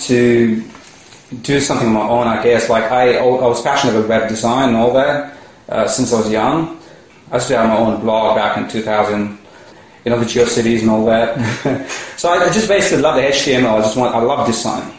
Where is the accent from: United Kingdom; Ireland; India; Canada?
India; moved away as an adult; also born or lived in United States / Singapore; now in Australia; originally I come from India. So I, I came, here, came to Australia to study